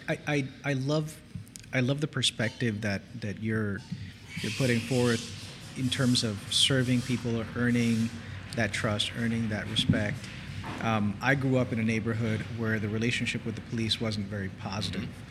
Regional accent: New York, United States; also born or lived in New Jersey; now in Port St. Lucie, United States; I, grew up in New York and I and I come from New Jersey

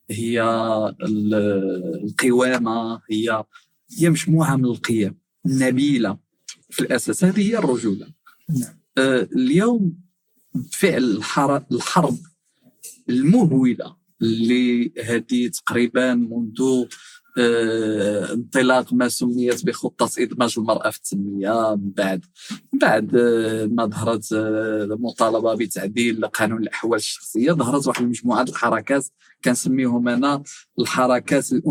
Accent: Tetouan, Tanger-Tetouan-Al Hoceima, Morocco; born there; من مواليد مدينه تطوان 42 سنه آه، درست الحقوق في مدينه الرباط

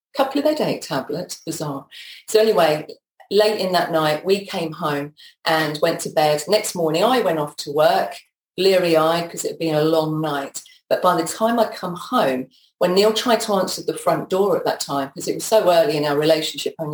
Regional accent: Peterborough, East of England, United Kingdom; moved away as an adult; also born or lived in London; I grew up in Peterborough

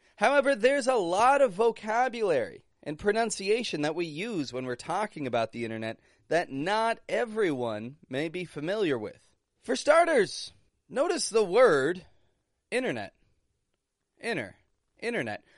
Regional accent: Toronto, Ontario, Canada; moved away; I'm from Toronto, Canada

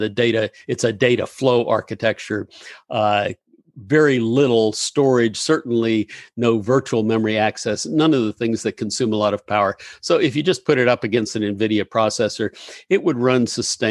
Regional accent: Gainesville, Florida, United States; also born or lived in Pittsburgh, Pennsylvania; I grew up in Gainesville

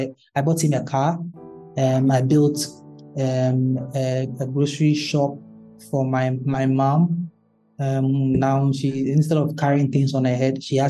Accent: Ghana; I'm Ghanaian

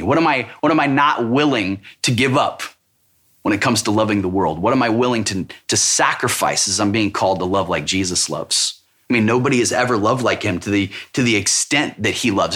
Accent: Missouri, United States; I'm from Missouri. It's called the show me state for a reason.

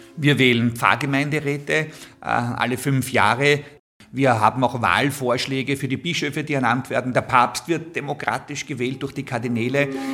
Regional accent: Vienna, Austria; Ich bin in Wien geboren, ich liebe Wien, ich darf im Zentrum der Stadt Wien heute leben und arbeiten

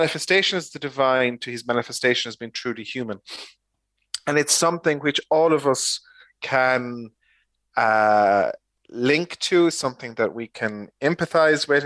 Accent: Ireland; as Irish people

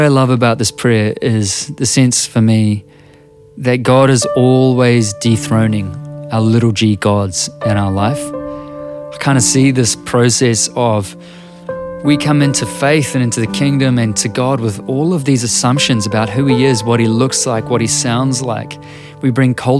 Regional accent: New Zealand; I'm a musician and a writer from Aotearoa, New Zealand

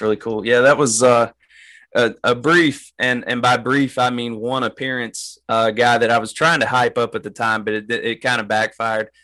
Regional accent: Appalachian Mountains, United States; I'm from the Appalachian Mountains

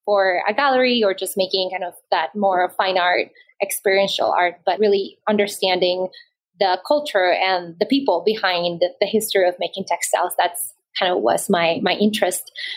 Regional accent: Bogota, Bogotá Capital District, Colombia; also born or lived in Maryland, United States; I grew up in Colombia, in the city of Bogota, in the capital.

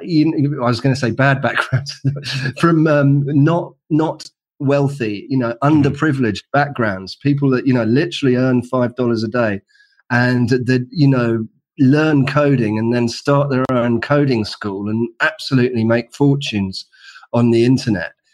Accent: London, United Kingdom; in London, in the UK, as you can probably tell from my accent

